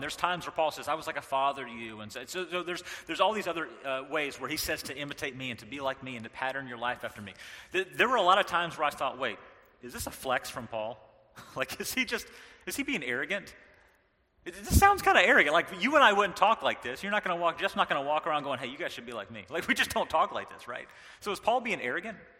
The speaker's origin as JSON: {"language": "English", "region": "North Carolina", "country": "United States", "tie": "born or raised there", "moved": "yes", "said": "I was raised in the South, I was raised in North Carolina"}